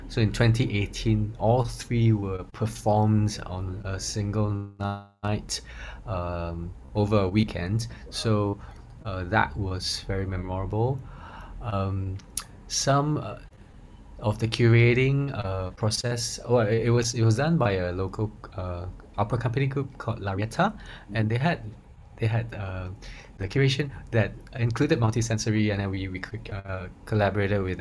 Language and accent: English; Singapore; we identify as Singaporean